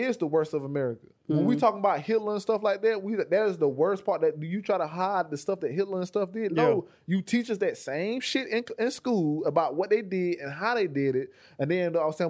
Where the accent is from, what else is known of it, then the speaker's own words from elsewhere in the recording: United States; I'm technically an American